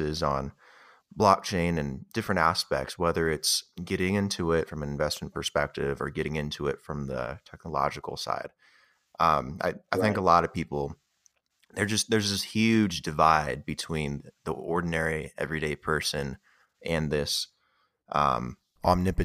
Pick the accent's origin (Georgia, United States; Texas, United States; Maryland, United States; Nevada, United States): Nevada, United States; Las Vegas; I'm from Vegas